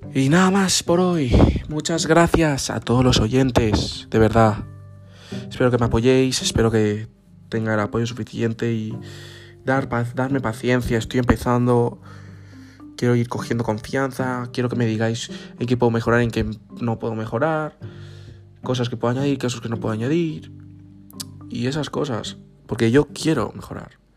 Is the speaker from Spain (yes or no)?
yes; Spain; que somos españoles